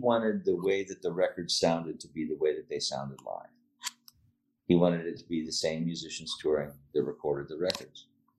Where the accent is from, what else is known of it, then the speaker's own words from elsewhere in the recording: Pittsburgh, Pennsylvania, United States; Well, I was born right in Pittsburgh.